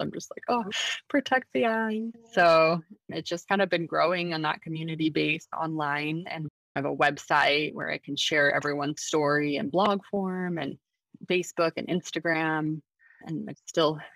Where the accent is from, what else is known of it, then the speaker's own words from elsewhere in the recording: Salt Lake City, Utah, United States; moved away as an adult; now in San Diego, United States; I'm originally from Salt Lake City, Utah. I was born and raised there, and now I'm currently living in San Diego, California.